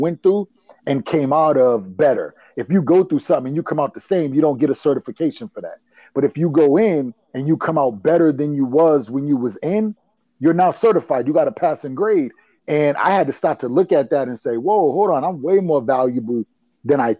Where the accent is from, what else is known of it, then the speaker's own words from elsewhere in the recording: Providence, Rhode Island, United States; Grew up in Rhode Island, Providence, that little speck on the map.